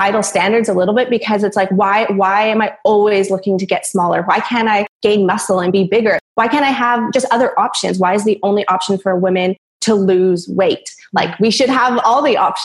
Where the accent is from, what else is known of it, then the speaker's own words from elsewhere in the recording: Vancouver Island, British Columbia, Canada; moved away as an adult; now in Australia; I was living in Vancouver, Canada for about 10 years, but I'm originally from Vancouver Island. And I moved to Australia about 8 months now